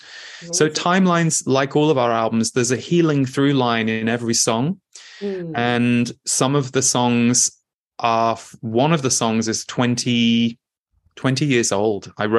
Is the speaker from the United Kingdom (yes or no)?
yes; United Kingdom; And yet often, certainly in the Western world that I was raised in Britain, that was not necessarily something that was celebrated or revered.